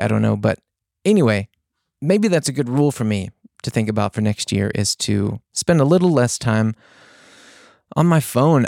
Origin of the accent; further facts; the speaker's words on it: the South, United States; I'm from the South